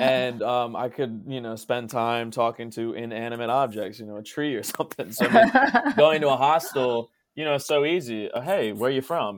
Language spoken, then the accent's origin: English; Maryland, United States; moved away as an adult; also born or lived in Spain; now in South Korea